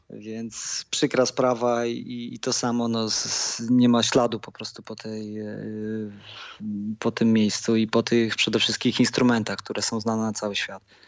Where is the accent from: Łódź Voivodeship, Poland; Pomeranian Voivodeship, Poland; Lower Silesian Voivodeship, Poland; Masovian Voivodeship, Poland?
Lower Silesian Voivodeship, Poland; also born or lived in Dęblin; ja jestem stąd, jestem z Podświdnicy